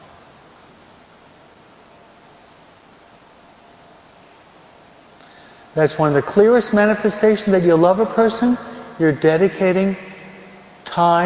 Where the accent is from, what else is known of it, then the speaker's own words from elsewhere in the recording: New York, United States; I'm a New Yorker. My dad worked on Wall Street.